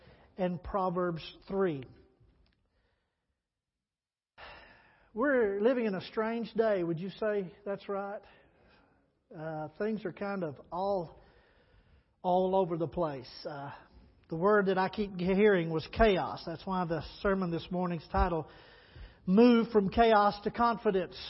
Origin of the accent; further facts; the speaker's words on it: Texas, United States; growing up in Texas